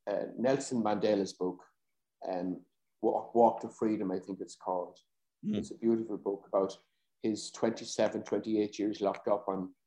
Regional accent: Ireland; Growing up, I know I wasn't as confident as I am now

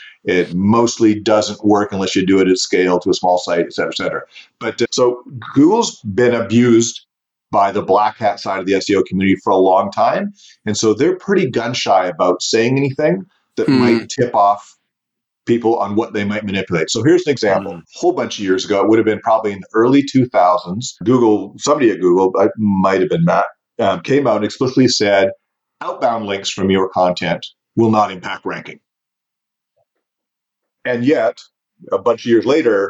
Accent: Canada; Growing up in Canada

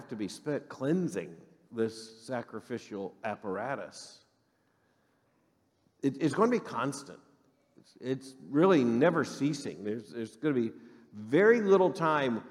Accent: Florida, United States; moved away; growing up in Florida, I grew up in the part of Florida that basically has one season and 6 hours of fall

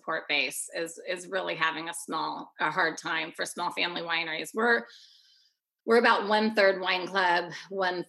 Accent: Oregon, United States; I was born and raised in Oregon.

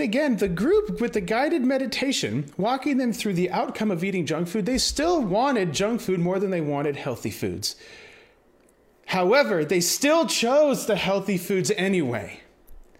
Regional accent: United States; I'm uncultured American

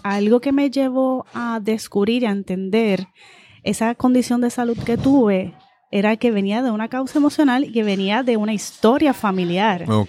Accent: Guaynabo, Puerto Rico; Mi familia de parte de padres de Guaynabo, así que me crié casi toda mi vida en, en Y fui aquí a las escuelas públicas de Guaynabo

